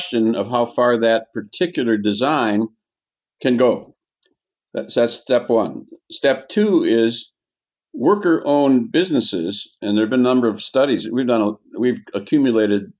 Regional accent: Wisconsin, United States; moved away; I'm originally from Wisconsin

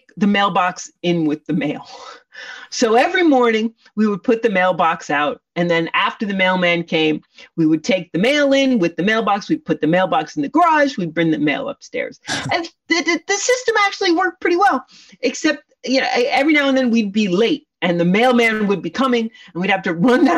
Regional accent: Poughkeepsie, New York, United States; moved away as an adult; we grew up in Poughkeepsie, New York, in a ordinary suburban raised ranch on a third of an acre

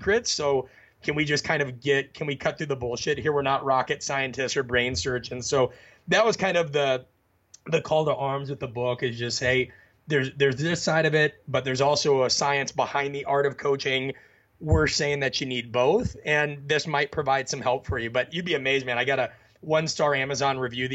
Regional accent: Midwest, United States; I was raised in the Midwest.

